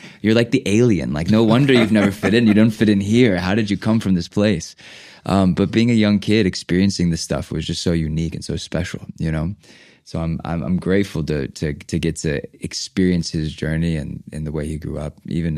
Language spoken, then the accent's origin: English; Los Angeles, California, United States; the world I grew up in Los Angeles.